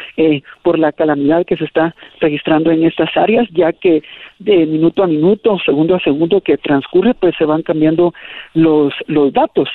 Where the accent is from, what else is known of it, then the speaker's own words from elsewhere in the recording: Guatemala; que estamos viviendo como país